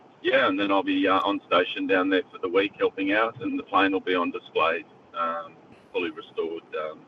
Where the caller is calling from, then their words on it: Australia; Oh, g'day, Macca. It's … speaking on the Gulf Coast.